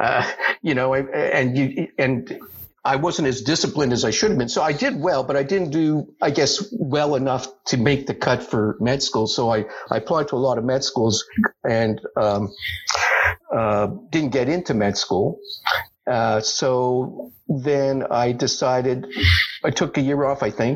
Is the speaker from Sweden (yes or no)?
no; Montreal, Quebec, Canada; moved away as an adult; now in Toronto, Canada; I grew up in Montreal